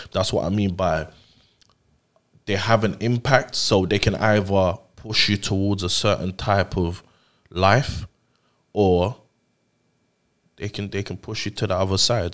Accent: London, United Kingdom; also born or lived in Nigeria; I grew up over here

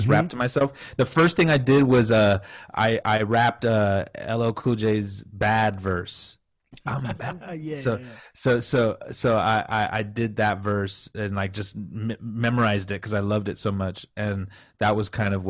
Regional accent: McAllen, Texas, United States; also born or lived in Orange County, California / Bay Area, California; I was born in Orange County, California, but I was raised in, when I was 4 years old, I moved to McAllen, Texas, right down by the border of Mexico

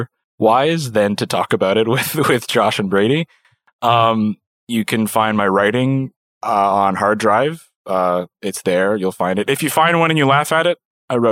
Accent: Little Pond, Prince Edward Island, Canada; I was born in Little Pond, Prince Edward Island

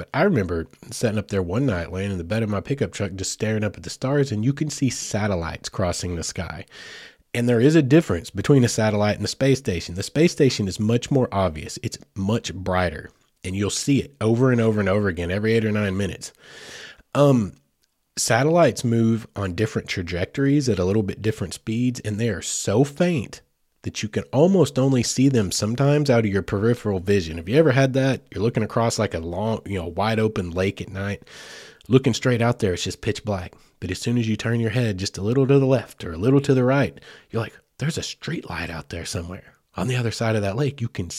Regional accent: Heavener, Oklahoma, United States; growing up in Heavener, Oklahoma, which is just a hop, skip, and a jump away from Mena, I'm well aware of it.

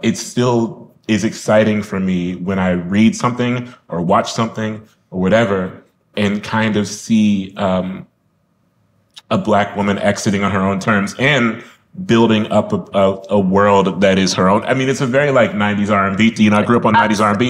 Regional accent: Columbus, Ohio, United States; I'm from Columbus

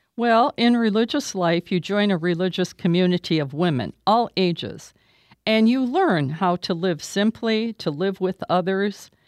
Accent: Toledo, Ohio, United States; I am from Toledo, Ohio

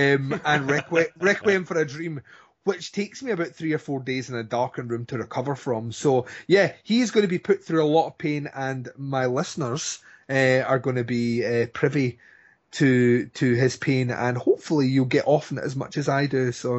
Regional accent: Scotland, United Kingdom; Well, I'm Scottish, so we're on an even pegging.

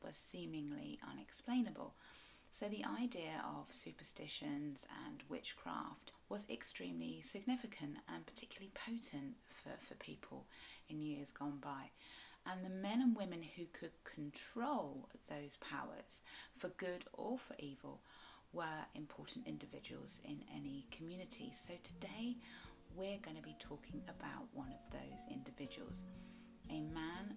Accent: South West England, United Kingdom; I'm a Cornish writer and blogger

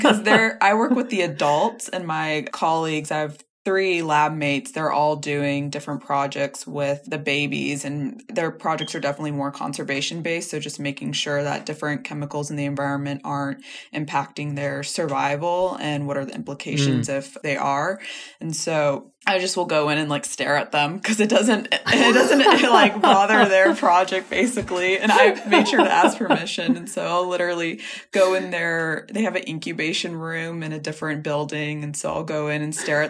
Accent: California, United States; moved away as an adult; I'm originally from California

